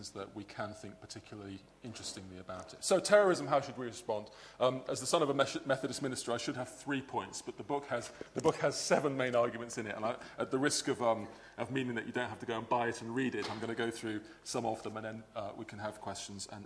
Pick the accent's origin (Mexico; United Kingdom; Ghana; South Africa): United Kingdom; England; also born or lived in Belfast, Northern Ireland; I was born here, and although I grew up in England, used to come on holiday every year to Northern Ireland